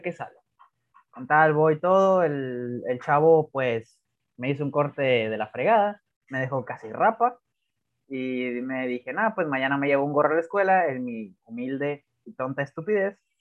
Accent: Mexico; como cualquier mexicano que hace las clases al último

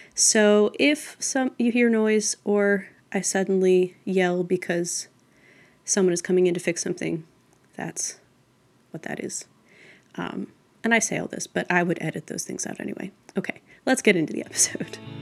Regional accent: Oil City, Pennsylvania, United States; my hometown, Oil City, Pennsylvania

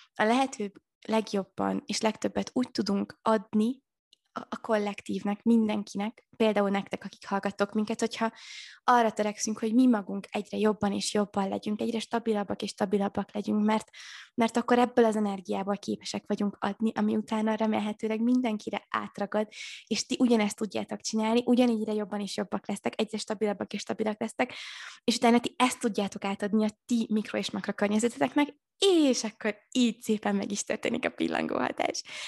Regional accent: Maklár, Heves, Hungary; moved away as an adult; also born or lived in Budapest; otthon én falun nőttem fel, ugye Eger mellett maklárom

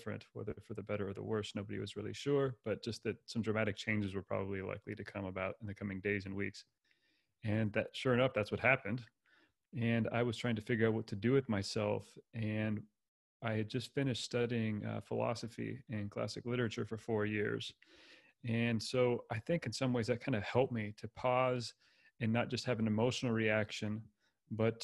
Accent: California, United States; moved away; I grew up in the U.S., primarily in California. That's where I was born and raised

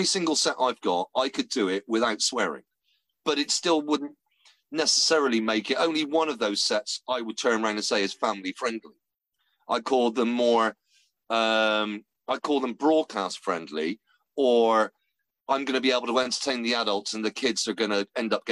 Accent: West Country, South West England, United Kingdom; accent: West Country; a West Country bumpkin like me

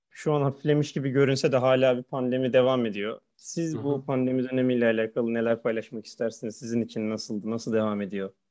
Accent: Ankara, Turkey; Ben Ankara doğumluyum. Ankara'da geçti gençlik

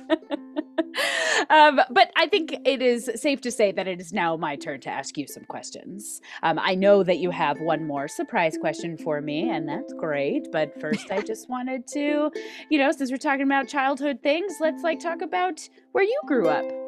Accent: Reno, Nevada, United States; also born or lived in Manteca, California; I grew up in Reno, Nevada, though I did spend the first eight-ish years of my life in Manteca, California

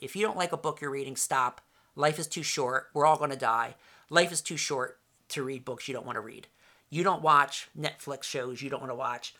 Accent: Voorhees, New Jersey, United States; also born or lived in Camden, New Jersey; I lived in Voorhees, moved there in 1970 from Camden

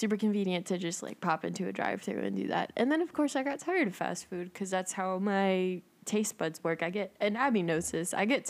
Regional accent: El Salvador; I'm from El Salvador.

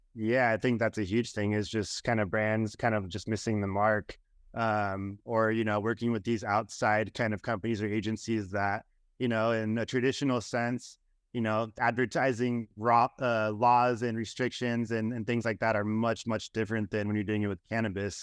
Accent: Southern California, United States; I grew up skateboarding in Southern California

